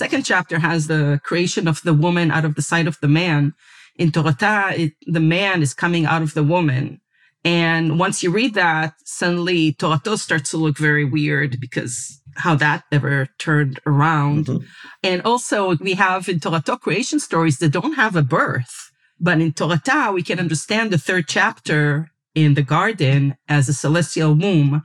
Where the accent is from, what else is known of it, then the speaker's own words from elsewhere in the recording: Israel; I was raised in Israel and went to the secular public school system